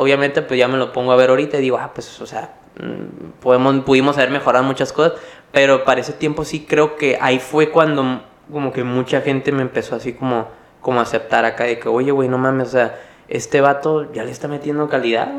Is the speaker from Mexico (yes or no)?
yes; Mexicali, Baja California, Mexico; soy yo de Mexicali